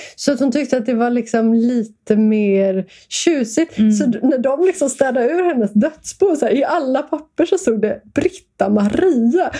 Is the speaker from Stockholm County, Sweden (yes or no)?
yes; Stockholm, Stockholm County, Sweden; Jag växte upp i Stockholm, eh, gick i skola